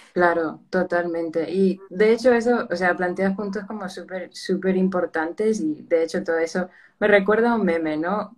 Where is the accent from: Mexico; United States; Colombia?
United States; moved away as an adult; now in Spain; originalmente soy de los Estados Unidos, pero toda mi familia es de Perú